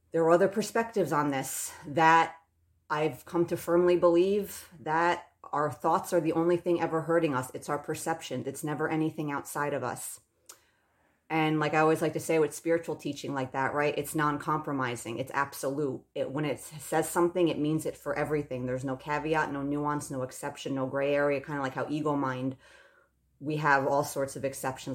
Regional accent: United States; I still deeply identify as an American

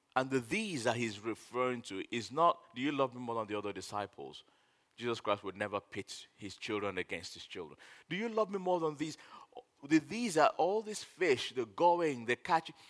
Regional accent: Nigeria; I'm a Nigerian

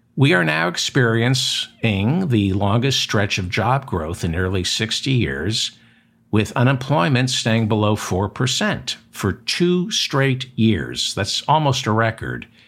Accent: New Jersey, United States; I'm from New Jersey

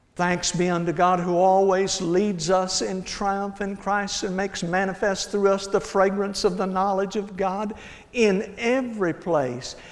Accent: Hillsboro, Texas, United States; I grew up in Hillsboro, Texas, about 60, 70 miles south of here

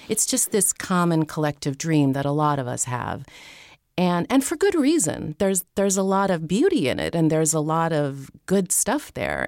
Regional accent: Pennsylvania, United States; moved away as an adult; also born or lived in San Francisco; I was staying in my hometown in Pennsylvania at the time

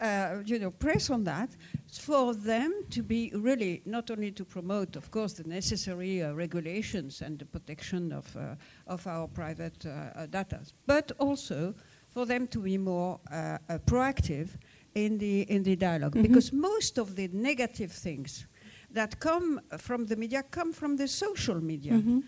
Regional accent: Morocco; born there; English is a second language; I was born in Morocco, and you know, I'm French, so.

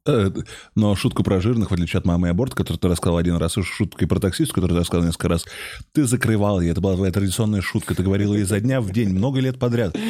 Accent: Moscow, Russia; я здесь, я из Москвы.

